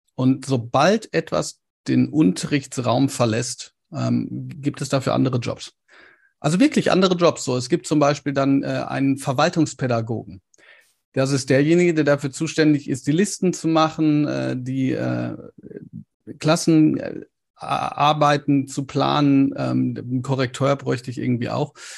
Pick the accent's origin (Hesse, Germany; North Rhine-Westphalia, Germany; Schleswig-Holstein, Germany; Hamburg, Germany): North Rhine-Westphalia, Germany; Ruhr area